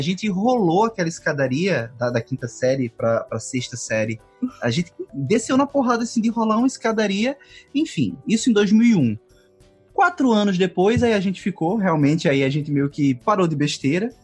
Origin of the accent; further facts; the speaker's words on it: Caruaru, Pernambuco, Brazil; sou de Caruaru, Pernambuco